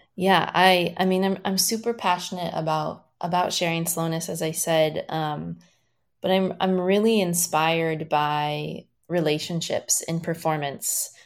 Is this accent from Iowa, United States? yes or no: yes; small town Iowa, United States; moved away as an adult; also born or lived in Minneapolis, Minnesota; being from small town Iowa